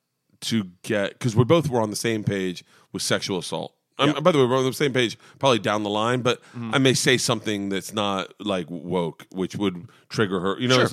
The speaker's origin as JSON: {"language": "English", "town": "Temple Terrace", "region": "Florida", "country": "United States", "tie": "born or raised there", "said": "I grew up in Temple Terrace."}